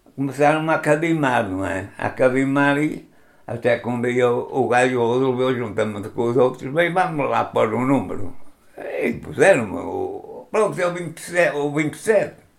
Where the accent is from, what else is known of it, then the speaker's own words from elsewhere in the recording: Viana do Castelo, Portugal; Sou natural de Viana do Castelo